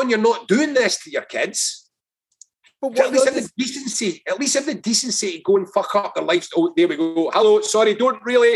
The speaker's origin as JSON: {"language": "English", "area": "Lanarkshire", "region": "Scotland", "country": "United Kingdom", "said": "I'm from Lanarkshire"}